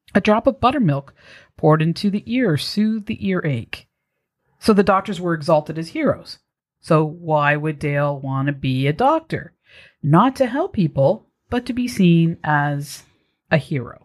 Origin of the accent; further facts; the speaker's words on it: Toronto, Ontario, Canada; moved away; I'm from Toronto, originally